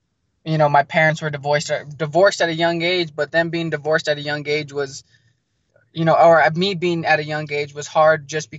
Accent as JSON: {"language": "English", "region": "New Mexico", "country": "United States", "tie": "born or raised there", "also_born_or_lived": "Arizona", "said": "I was born in Arizona, but just because of, you know, the rough background I came up on, I was back and forth between Arizona, New Mexico, Arizona, New Mexico. So I established myself in New Mexico in the ninth grade"}